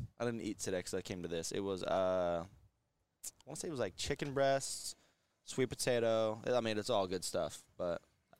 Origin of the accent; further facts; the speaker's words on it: Southern California, United States; moved away; I'm from Southern California